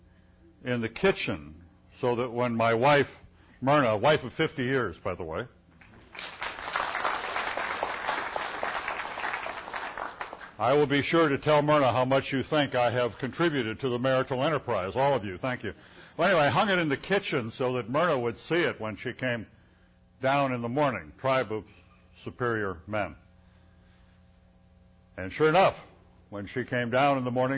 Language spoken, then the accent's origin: English; Illinois, United States; I'm from Illinois